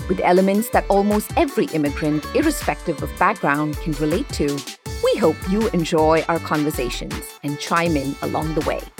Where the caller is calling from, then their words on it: New York City, New York, United States; And we're calling in from Bridget, New York City.